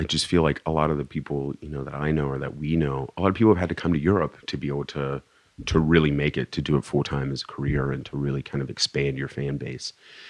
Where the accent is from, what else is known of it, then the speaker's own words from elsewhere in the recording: Virginia, United States; growing up in my youth, growing up in Virginia, which is where I'm from, you know, I wasn't exposed to techno.